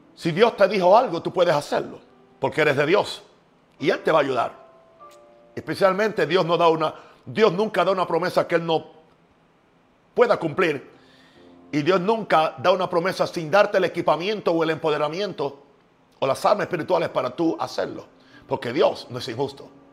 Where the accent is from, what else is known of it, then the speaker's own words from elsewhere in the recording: Puerto Rico; now in United States; yo soy de Estados Unidos, nací en Puerto Rico